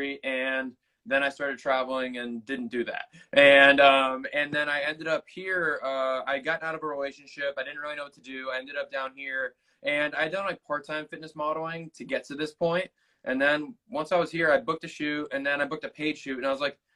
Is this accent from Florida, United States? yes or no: no; Boston, Massachusetts, United States; moved away as an adult; also born or lived in Australia / Northern California / Kansas City; now in Los Angeles, United States; I'm from Boston originally